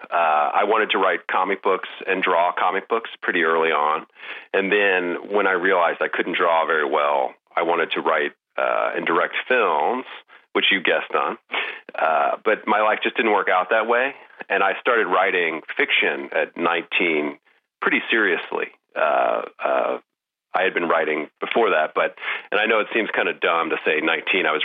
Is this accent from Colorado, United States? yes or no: no; Pensacola, Florida, United States; Pensacola in the 80s was um, a weird mashup of uh, fundamentalist Christ